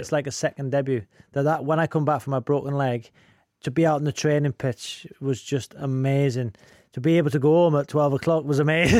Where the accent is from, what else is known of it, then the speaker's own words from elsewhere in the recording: Wrexham, Wales, United Kingdom; that kid growing up in Wrexham